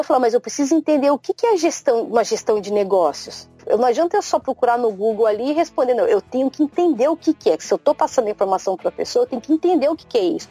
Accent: Brazil; now in Japan; nós brasileiros

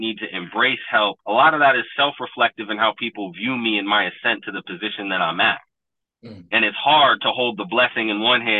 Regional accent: Troy, New York, United States; When I grew up in Troy

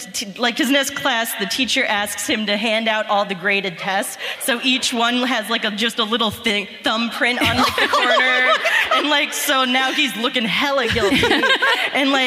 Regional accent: Cincinnati, Ohio, United States; moved away as an adult; now in Columbus, United States; I'm from Cincinnati, born and raised.

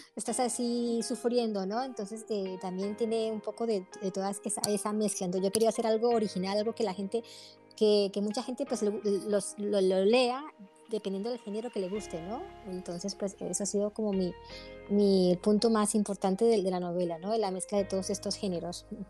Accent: Colombia; moved away as an adult; now in Spain; vivo en España, nací en Colombia, pero vivo hace 20 años que vivo aquí en España

